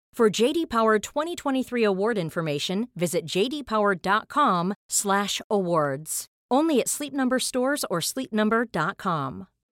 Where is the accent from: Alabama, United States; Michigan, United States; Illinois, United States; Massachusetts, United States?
Massachusetts, United States; Boston; I pronounce words weird 'cause I'm from Boston